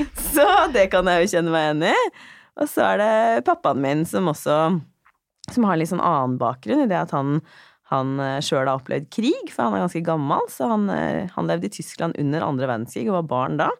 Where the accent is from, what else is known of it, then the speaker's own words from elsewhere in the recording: Drammen, Buskerud, Norway; når jeg vokste opp i, i, i Drammen også, på, ehm, på 90-tallet